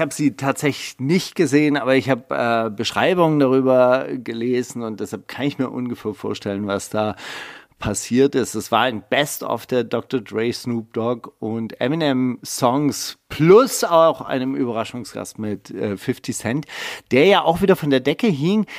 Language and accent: German; Kornwestheim, Baden-Württemberg, Germany; Meine Heimatstadt Kornwestheim hat 35.000 Einwohner.